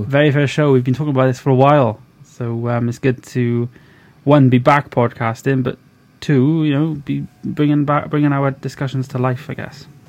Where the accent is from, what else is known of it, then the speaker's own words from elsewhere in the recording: Wales, United Kingdom; I'm from Wales, little little country called Wales